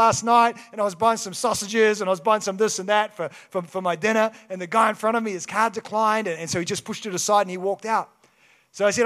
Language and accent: English; Kaikoura, Canterbury, New Zealand; moved away; I grew up in Kaikoura.